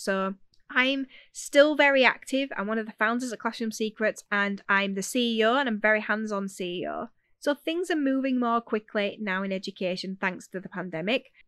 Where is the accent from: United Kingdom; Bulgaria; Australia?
United Kingdom; Yorkshire and the Humber; accent: Yorkshire; I'm a Yorkshire girl if you haven't figured that out yet. So you'll have to bear with the accent